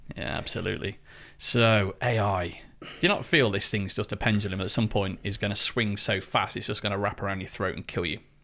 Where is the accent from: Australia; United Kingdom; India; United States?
United Kingdom; I'm British